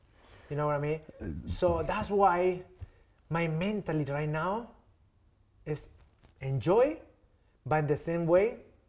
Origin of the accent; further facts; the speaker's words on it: Tokyo, Japan; English is a second language; I come from Tokyo, and I tell you, bro, let's meet 12 p.m. You come 2 p.m.